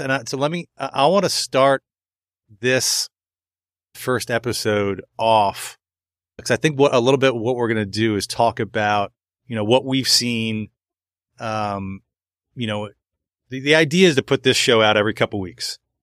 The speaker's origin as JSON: {"language": "English", "area": "Montgomery County", "region": "Maryland", "country": "United States", "tie": "born or raised there", "said": "I grew up in Montgomery County, Maryland"}